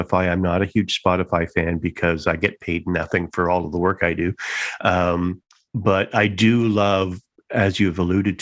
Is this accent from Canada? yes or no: yes; Toronto, Ontario, Canada; born and raised in Toronto